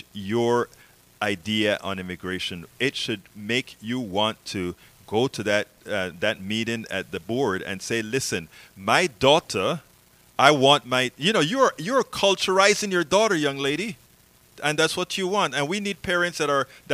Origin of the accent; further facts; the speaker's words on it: Panama; moved away; I'm from Panama originally